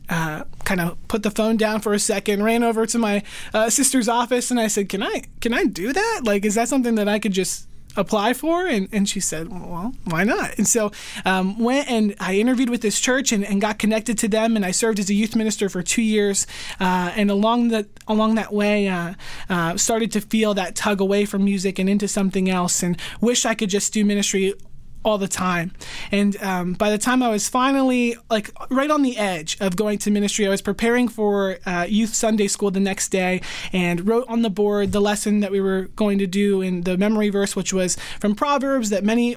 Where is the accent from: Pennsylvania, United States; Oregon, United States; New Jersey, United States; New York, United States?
Pennsylvania, United States; York; also born or lived in West Chester, Pennsylvania; I'm originally from York, Pennsylvania